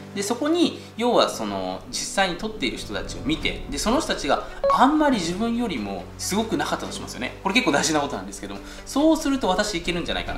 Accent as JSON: {"language": "Japanese", "country": "Japan", "tie": "born or raised there", "said": "僕たち日本に生まれてね"}